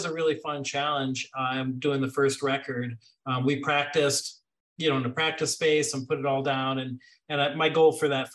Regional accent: Chicago, Illinois, United States; moved away; also born or lived in Washington, D.C.; I'm from Chicago

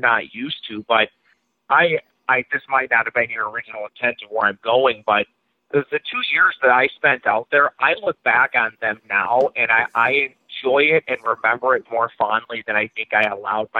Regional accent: Lakeville, Minnesota, United States; also born or lived in South Dakota; I grew up in Lakeville, Minnesota

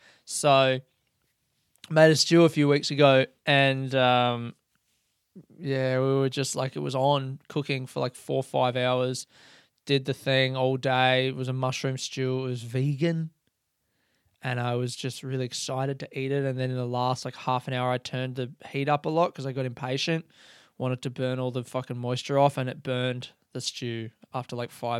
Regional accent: Adelaide, South Australia, Australia; we could go back to the house I grew up in Adelaide and take a picture of me in front of that.

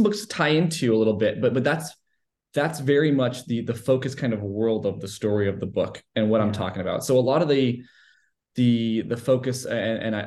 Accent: Los Angeles, California, United States; moved away as an adult; now in Texas, United States; I was born in Los Angeles, California

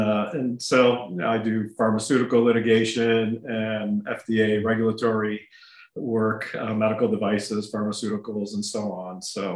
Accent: United States; first language Ukrainian; English is a second language; I was born here in the United States. My mom and dad were born in Ukraine, 1920 and 1923.

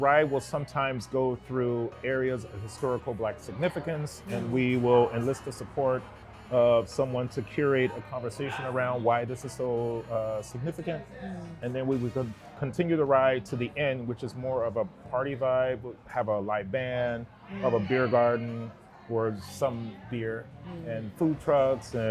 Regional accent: Gary, Indiana, United States; now in Seattle, United States; a young Black kid growing up in Gary, Indiana

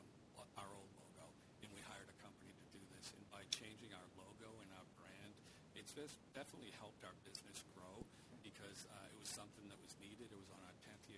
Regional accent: Weymouth, Massachusetts, United States; I grew up in Weymouth

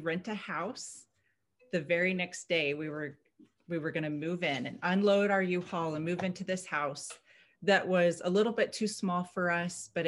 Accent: Missouri, United States; moved away as an adult; now in Nampa, United States; I'm a Missouri girl. I grew up in Missouri

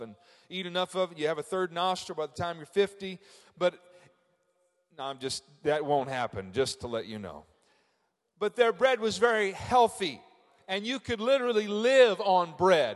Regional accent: Frankfort, Indiana, United States; I'm from Frankfort, Indiana

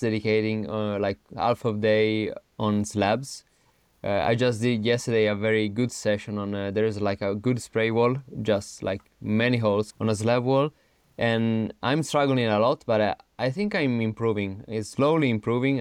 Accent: Turin, Piedmont, Italy; English is a second language; moved away as an adult; also born or lived in Innsbruck, Austria; now in Arco, Italy; I'm originally from Turin, Torino, which is in the northwest of Italy

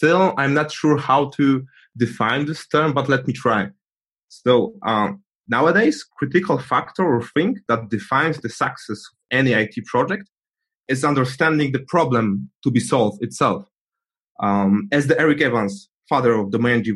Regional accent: Poland; I'm from Poland

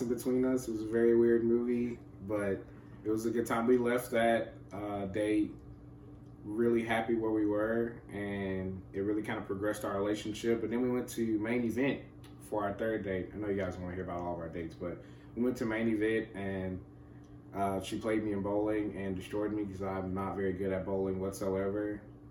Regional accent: Memphis, Tennessee, United States; now in East Tennessee, United States; I grew up in Memphis

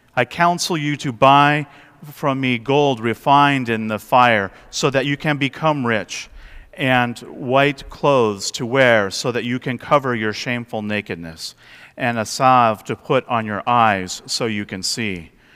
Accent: West Coast, United States; moved away; I grew up on the West Coast

